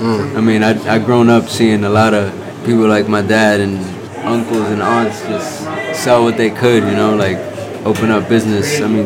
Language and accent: English; New York, United States; I'm not from the Bronx, I'm from Dyckman.